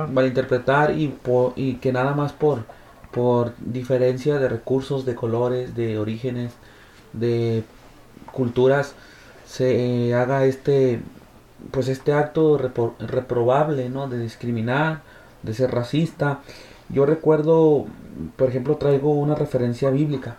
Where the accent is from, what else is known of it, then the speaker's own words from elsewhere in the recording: Mexico; en mi sociedad, en mi colonia, en mi país